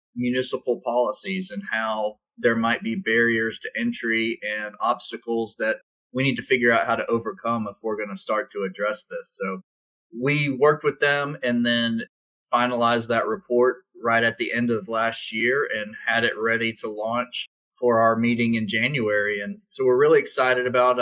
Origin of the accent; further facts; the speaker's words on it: South Carolina, United States; I grew up in South Carolina when textiles left the state, when the Navy left Charleston